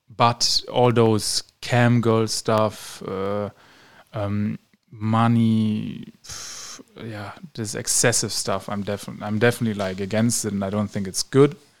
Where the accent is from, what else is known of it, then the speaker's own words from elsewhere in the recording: Germany; moved away as an adult; now in Romania; my home country, Germany